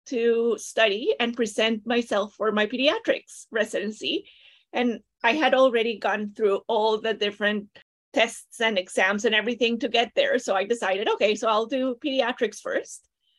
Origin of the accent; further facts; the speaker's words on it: Costa Rica; moved away as an adult; now in Toronto, Canada; I am originally from Costa Rica.